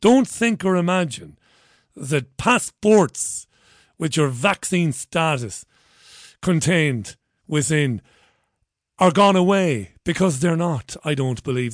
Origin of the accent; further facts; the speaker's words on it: Ireland; moved away; also born or lived in London; I'm an Irish guy